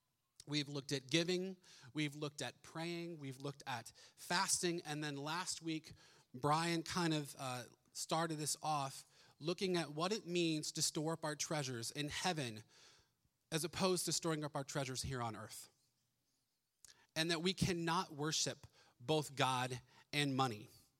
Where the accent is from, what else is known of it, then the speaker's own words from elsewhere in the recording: Ohio, United States; We moved here originally from Ohio.